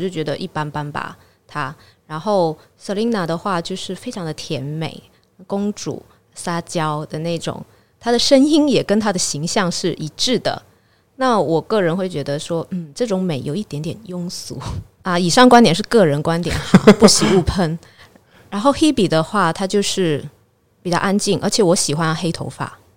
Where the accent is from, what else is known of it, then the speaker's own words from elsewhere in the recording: Guangdong, China; 我潮汕人嘛，我会讲潮汕话